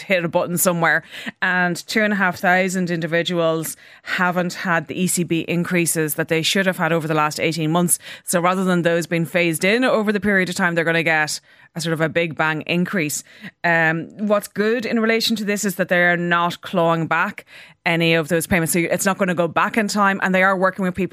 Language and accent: English; Leitrim, Connacht, Ireland; I'm from Leitrim